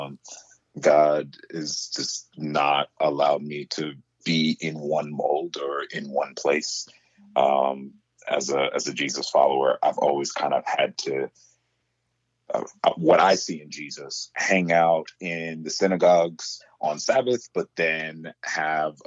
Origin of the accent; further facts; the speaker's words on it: Rhode Island, United States; moved away as an adult; also born or lived in Illinois; I'm born and bred Rhode Islander, native Rhode Islander